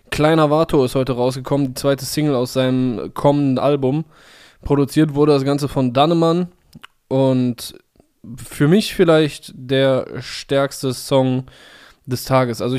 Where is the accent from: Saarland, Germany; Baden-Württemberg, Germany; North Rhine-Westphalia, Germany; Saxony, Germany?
North Rhine-Westphalia, Germany; Cologne; für mich als Kölsche Jung so fast so fast wie so ein Adelsziel an Karneval Samstag.